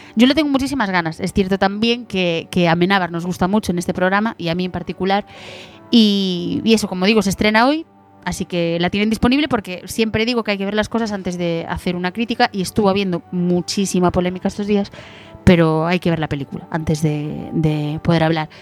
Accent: A Mariña, Lugo, Galicia, Spain; yo soy de la Marina de Lugo

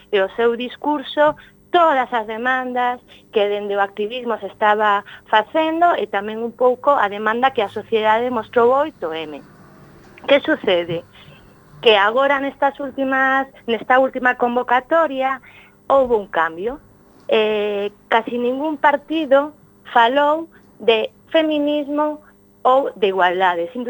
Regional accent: Galicia, Spain; nós como feministas galegas que temos a nosa propia xenda

